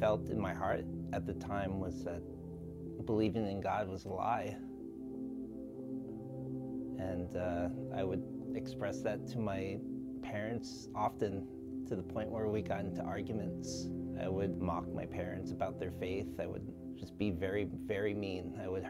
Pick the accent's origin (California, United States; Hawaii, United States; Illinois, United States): Hawaii, United States; Ewa Beach; I am 29 years old and I am from Ewa Beach, Hawaii.